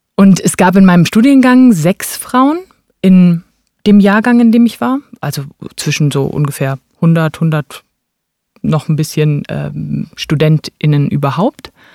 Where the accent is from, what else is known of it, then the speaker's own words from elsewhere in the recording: Berlin, Germany; Ich bin Berlinerin, genau. Ähm, meine Eltern sind nach dem Abitur nach Berlin gezogen, haben dort studiert. Ähm, und äh, ja, dann sind sowohl ich als auch meine beiden Geschwister in Berlin geboren